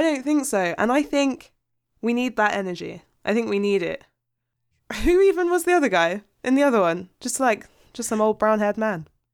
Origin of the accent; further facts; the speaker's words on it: United Kingdom; as a British person who pays a T V license